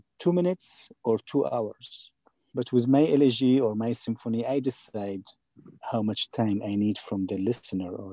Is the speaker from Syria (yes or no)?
yes; Syria; now in Atlanta, United States; my country, you know, which is a dictatorship